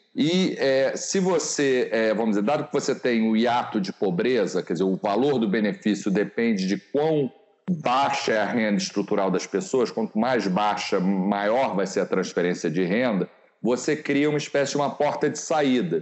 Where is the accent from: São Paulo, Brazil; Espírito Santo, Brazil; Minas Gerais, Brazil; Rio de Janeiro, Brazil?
Rio de Janeiro, Brazil; a nossa juventude no Rio de Janeiro